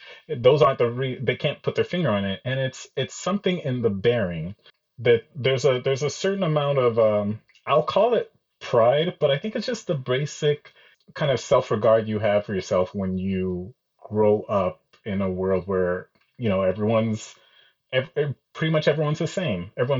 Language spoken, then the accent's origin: English; Nigeria; now in United States; I feel like I'm both Nigerian and American.